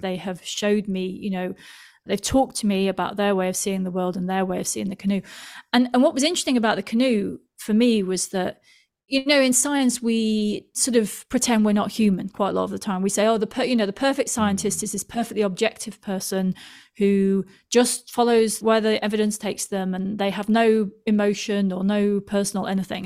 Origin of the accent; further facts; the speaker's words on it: Manchester, North West England, United Kingdom; now in London, United Kingdom; I come from Manchester in the U K, which is not close to any oceans